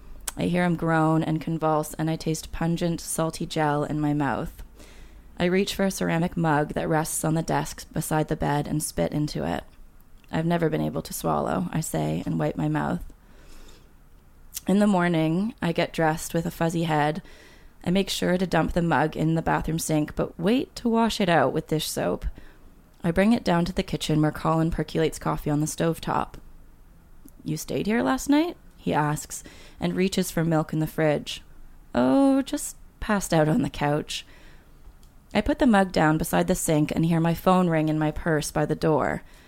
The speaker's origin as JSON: {"language": "English", "country": "Canada", "lives_now": "Spain", "said": "I can string a few Spanish sentences together, such as, I am from Canada. Yes, it's far. And yes, it's cold."}